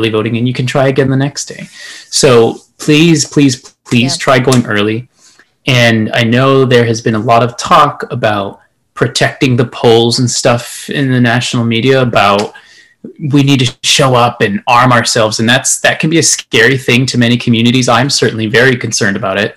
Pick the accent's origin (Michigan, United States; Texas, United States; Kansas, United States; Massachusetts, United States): Texas, United States; El Paso; moved away; I am from El Paso, Texas, as you can see, a proud El Paso with my poster here